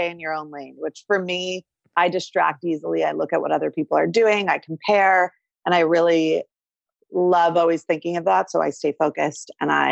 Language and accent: English; New Jersey, United States; In New Jersey.